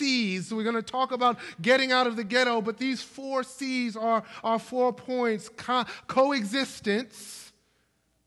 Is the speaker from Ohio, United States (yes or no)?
no; Brooklyn, New York, United States; my hometown of Brooklyn, New York